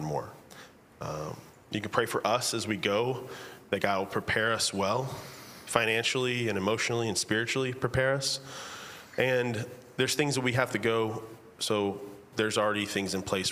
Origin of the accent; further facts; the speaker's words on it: Texas, United States; now in Virginia, United States; I am from Texas. We currently live in Virginia